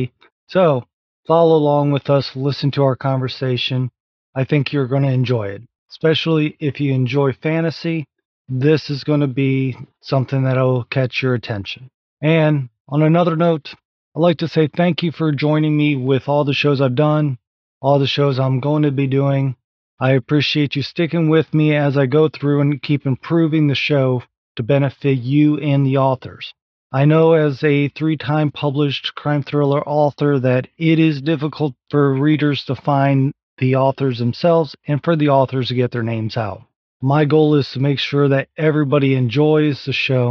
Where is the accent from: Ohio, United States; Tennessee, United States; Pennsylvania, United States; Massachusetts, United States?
Ohio, United States; now in Virginia, United States; Grew up and was born and raised in Ohio